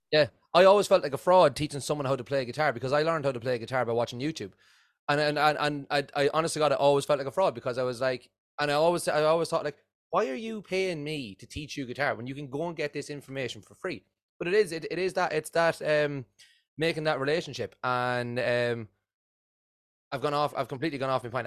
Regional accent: Offaly, Leinster, Ireland; I'm, I'm from Offaly in, in Ireland

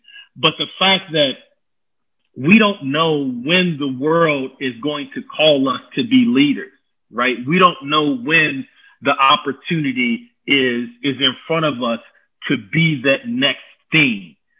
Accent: Louisville, Kentucky, United States; And I'm a Louisville cat. I grew up in Louisville.

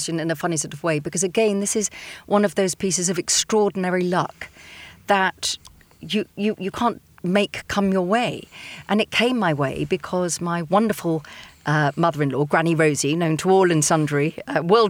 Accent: Chichester, South East England, United Kingdom; my hometown is Chichester in West Sussex

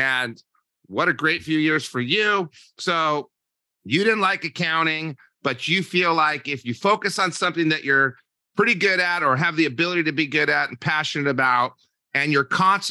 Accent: New Mexico, United States; moved away as an adult; also born or lived in Santa Barbara, California; I'm from New Mexico.

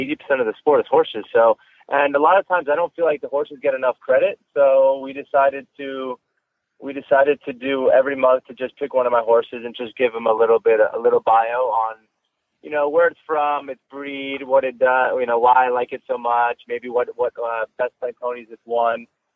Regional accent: Wellington, Florida, United States; born or raised there

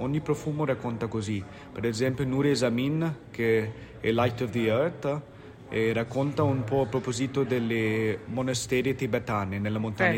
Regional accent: India; Italian is a second language

